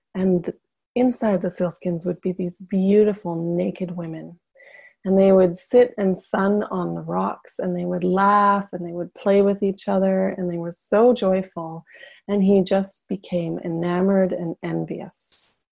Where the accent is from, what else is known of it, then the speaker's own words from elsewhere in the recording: Yukon, Canada; moved away; where I'm from in Canada, which is the far north uh, in the Yukon. I actually just got back two days ago, so I'm still kind of glowing from being back in my hometown